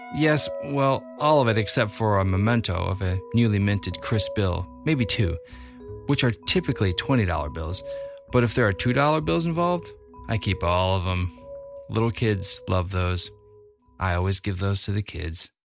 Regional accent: Libertyville, Illinois, United States; born or raised there

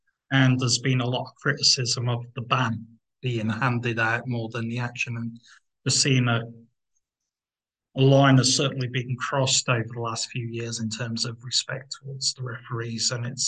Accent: England, United Kingdom; speaking as an Englishman

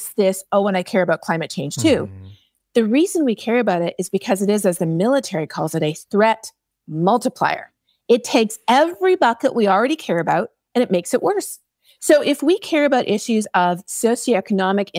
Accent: Canada; I am Canadian

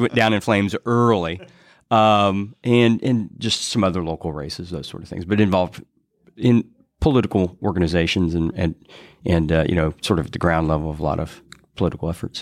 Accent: Greenfield, Indiana, United States; moved away as an adult; now in Indianapolis, United States; I grew up in Greenfield

